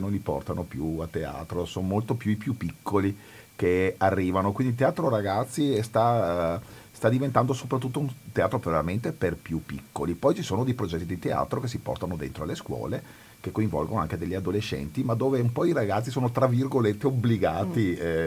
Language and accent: Italian; Veneto, Italy; io sono veneto e sono nato in Veneto